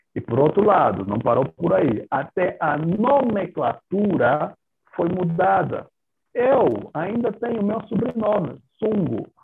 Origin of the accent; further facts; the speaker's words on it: Angola; now in Namibia; como angolano de origem